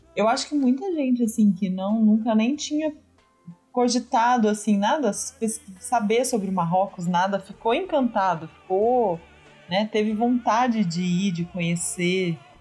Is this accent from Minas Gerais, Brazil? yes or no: yes; Minas Gerais, Brazil; accent: mineiro; é a minha, é o meu estado, é o meu sotaque